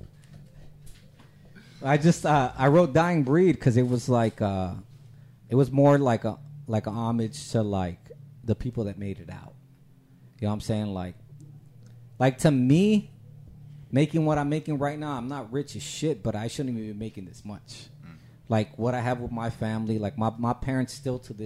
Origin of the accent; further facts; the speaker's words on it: San Antonio, Texas, United States; big west side. That's where I grew up.